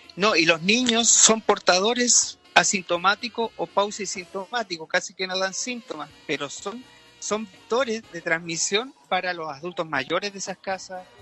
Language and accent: Spanish; Reumén, Los Ríos, Chile; yo soy del sur también, ¿ah? soy de Reumén